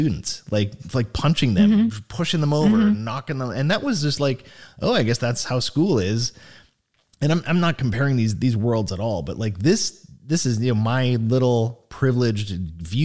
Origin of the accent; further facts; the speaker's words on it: Sault Ste. Marie, Ontario, Canada; my hometown of Sault Ste. Marie